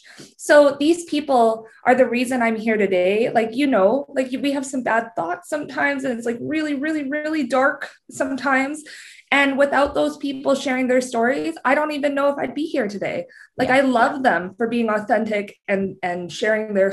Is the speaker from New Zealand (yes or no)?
no; Canada; I'm Canadian